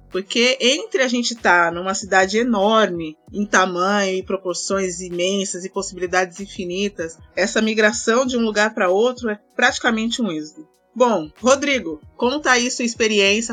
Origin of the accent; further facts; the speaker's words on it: Barueri, São Paulo, Brazil; also born or lived in Osasco; eu morei a vida toda em Barueri e depois eu morei em Osasco